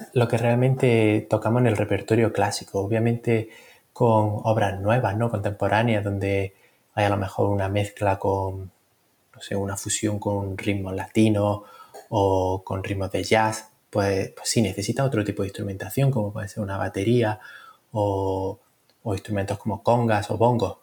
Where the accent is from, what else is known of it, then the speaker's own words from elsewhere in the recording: Granada, Andalusia, Spain; moved away as an adult; also born or lived in London, United Kingdom; now in Birmingham, United Kingdom; nací en Granada y me formé en un conservatorio en Londres